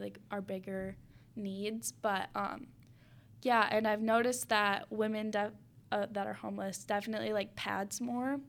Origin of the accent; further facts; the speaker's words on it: Spring Lake, Michigan, United States; growing up in Spring Lake